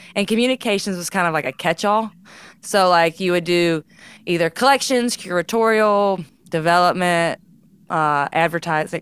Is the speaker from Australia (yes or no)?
no; Charleston, Mississippi, United States; I grew up, yeah, in Tallahatchie County, Mississippi